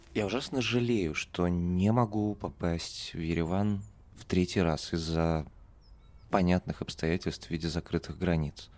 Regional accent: Moscow, Russia; я же, слушайте, москвич

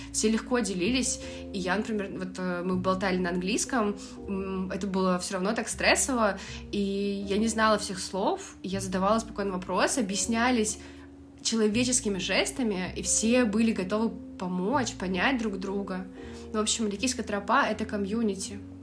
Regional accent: Russia; все очень легко и классно принимали нас и из России

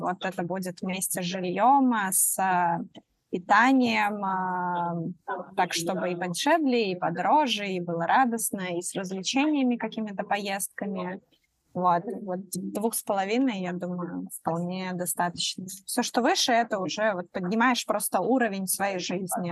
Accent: Belarus; moved away as an adult; now in Bali, Indonesia; Я из Беларуси

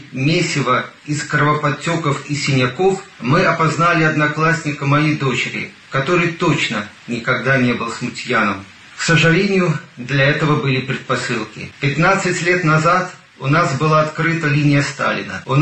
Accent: Belarus; Как и все белорусы

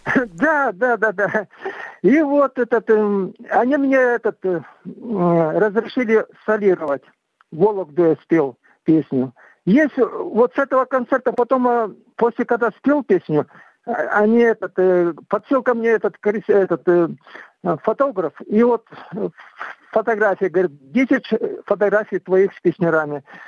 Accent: southern Kazakhstan, Kazakhstan; now in Ivanovka, Russia; я э, родился в Казахстане, в Южном Казахстане. Вот этот э, вырос там

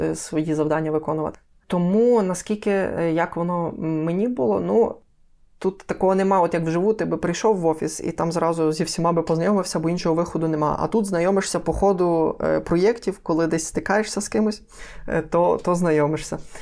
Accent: Lviv, Lviv Oblast, Ukraine; я е, корінний львів'янин, все життя живу у Львові

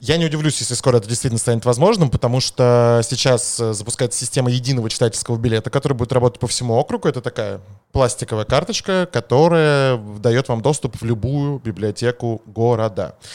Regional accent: Moscow, Russia; accent: Leningrad phonetic school; я как будто бы москвич. На самом деле я москвич

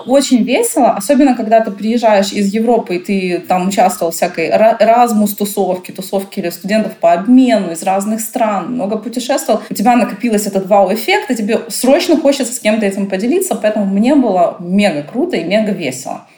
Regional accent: Odesa, Odesa Oblast, Ukraine; born or raised there; also born or lived in Germany

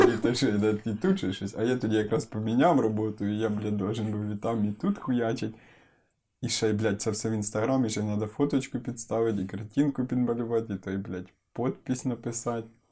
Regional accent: Ukraine; now in Kyiv, Ukraine; народився я в селі

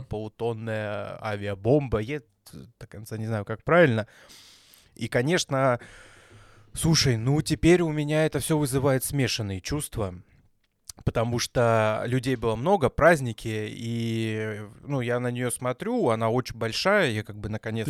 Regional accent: Belgorod, Belgorod Oblast, Russia; а мы из Белгорода

